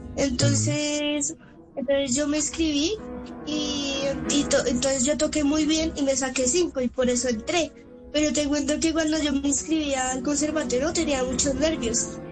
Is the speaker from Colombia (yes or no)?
yes; Colombia; soy colombiano